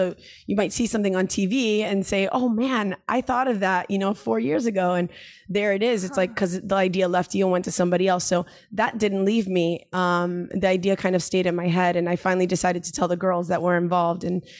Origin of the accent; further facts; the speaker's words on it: Miami, Florida, United States; moved away as an adult; now in San Diego, United States; I'm a female from Miami. There's not really a lot of waves there.